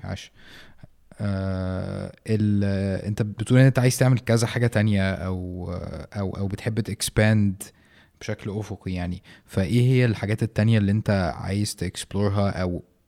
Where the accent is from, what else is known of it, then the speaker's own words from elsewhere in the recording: Egypt; في مصر